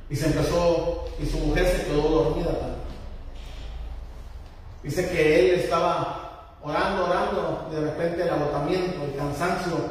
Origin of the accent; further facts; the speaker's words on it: Mexico; moved away; En mi país, en, México